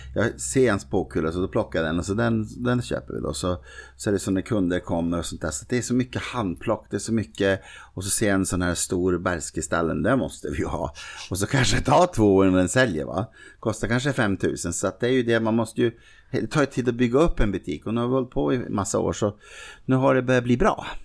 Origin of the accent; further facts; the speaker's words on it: Norrbotten County, Sweden; Jag är liksom från Norrbotten